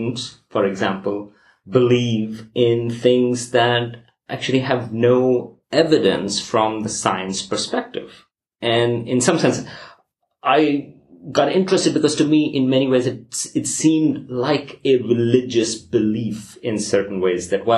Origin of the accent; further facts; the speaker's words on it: Pakistan; moved away; I'm originally from Pakistan